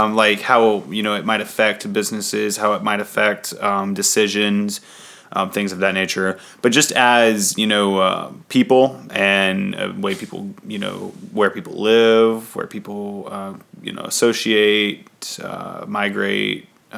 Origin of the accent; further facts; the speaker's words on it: Charlotte, North Carolina, United States; moved away as an adult; also born or lived in the South; now in St. Louis, United States; I'm from Charlotte